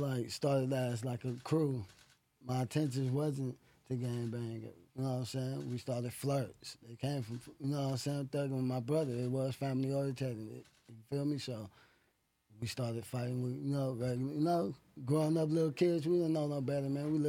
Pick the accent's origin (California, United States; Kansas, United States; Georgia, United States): California, United States; Los Angeles; growing up in the streets and growing up on Fig, 51st